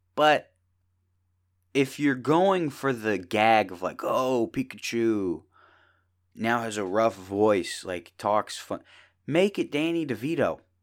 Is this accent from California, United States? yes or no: no; Indiana, United States; small town in Indiana